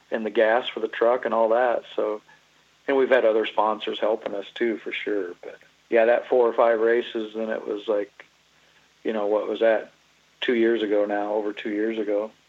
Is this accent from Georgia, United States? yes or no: no; Iowa, United States; We're from Iowa